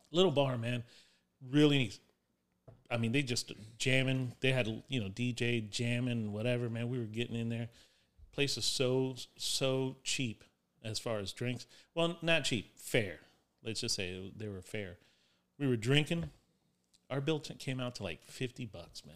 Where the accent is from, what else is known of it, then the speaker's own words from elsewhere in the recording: West Palm Beach, Florida, United States; I'm from West Palm Beach.